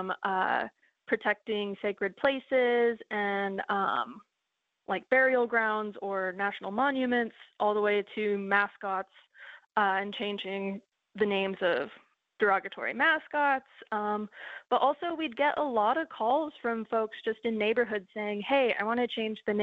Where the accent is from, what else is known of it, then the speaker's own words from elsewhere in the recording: Coeur d'Alene, Idaho, United States; I grew up in Coeur d'Alene, Idaho